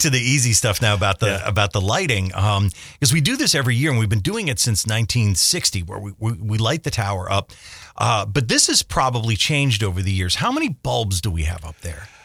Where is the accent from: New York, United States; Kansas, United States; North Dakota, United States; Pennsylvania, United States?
Pennsylvania, United States; Scranton; when I was a kid growing up in South Scranton